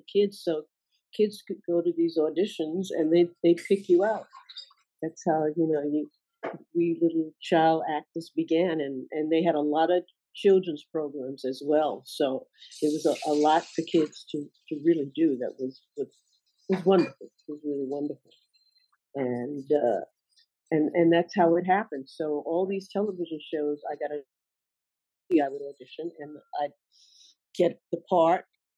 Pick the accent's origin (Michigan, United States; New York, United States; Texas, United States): New York, United States; born or raised there